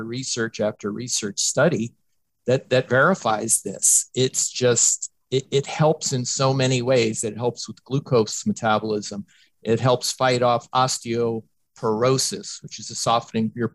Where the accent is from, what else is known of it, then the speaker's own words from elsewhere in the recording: Tampa, Florida, United States; my hometown team, the Tampa Bay Buccaneers